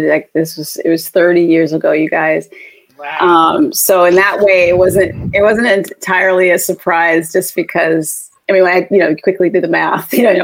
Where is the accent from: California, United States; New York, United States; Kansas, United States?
California, United States; Southern; I grew up in Southern California